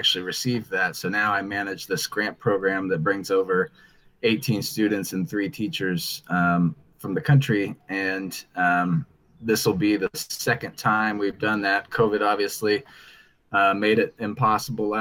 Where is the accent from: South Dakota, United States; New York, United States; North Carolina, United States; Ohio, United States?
Ohio, United States; Dayton; I'm from Dayton, Ohio in the US